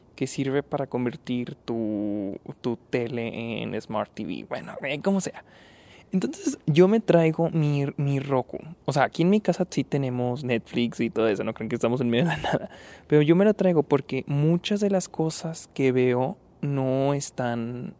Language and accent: Spanish; Delicias, Chihuahua, Mexico; moved away; estoy en, en Delicias, mi ciudad natal, vine a visitar a mi familia